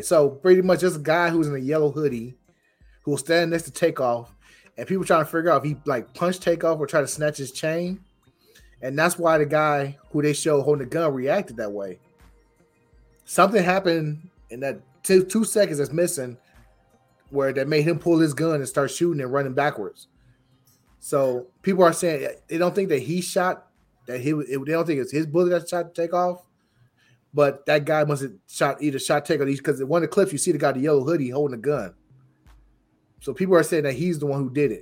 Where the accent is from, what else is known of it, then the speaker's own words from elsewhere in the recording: Illinois, United States; accent: Geechee; I'm from Illinois